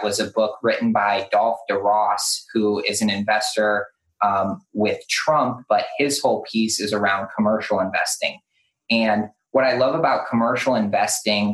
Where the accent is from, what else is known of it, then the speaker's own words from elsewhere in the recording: Detroit, Michigan, United States; now in Charleston, United States; I grew up in Detroit, and I always said to myself, when I'm out of here, I'm not going to move to a place where there's winter or snow